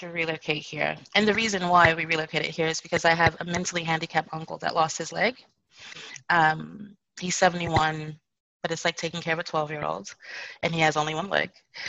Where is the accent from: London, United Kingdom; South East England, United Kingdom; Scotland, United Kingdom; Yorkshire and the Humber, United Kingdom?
Yorkshire and the Humber, United Kingdom; Bradford; Well, actually, I'm from Bradford, which is in Yorkshire, England. It's further north.